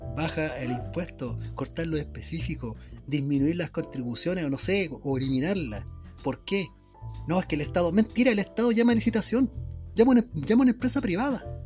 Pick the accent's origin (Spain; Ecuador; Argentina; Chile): Chile; la gente acá en nuestro país, en Chilito